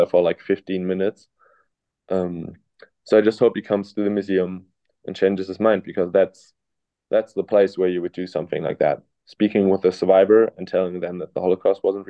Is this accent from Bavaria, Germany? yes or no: no; Cologne, North Rhine-Westphalia, Germany; English is a second language; moved away as an adult; now in Illinois, United States; I'm from Germany